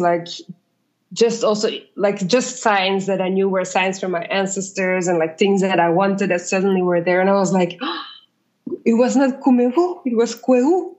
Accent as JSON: {"language": "English", "country": "Belgium", "tie": "born or raised there", "also_born_or_lived": "South America", "moved": "as an adult", "lives_now": "Ghana", "said": "I grew up in Belgium. I studied in Belgium and I worked a bit in Belgium"}